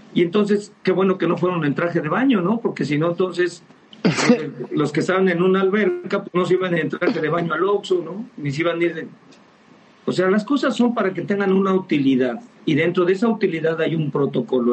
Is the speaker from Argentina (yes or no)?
no; Mexico; somos mexicanos